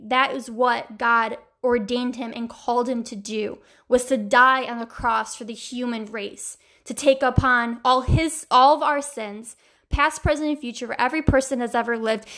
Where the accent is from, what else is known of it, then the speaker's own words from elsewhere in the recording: New York, United States; my home state